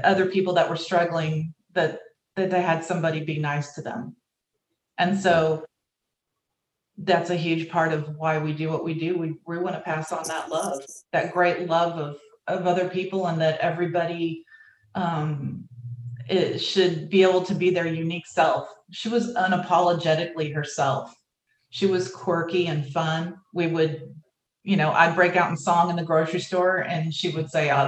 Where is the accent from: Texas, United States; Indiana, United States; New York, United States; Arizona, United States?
Texas, United States; also born or lived in Pennsylvania; I was born in Pennsylvania. He was born in New Jersey, but we've both lived in Texas most of our lives.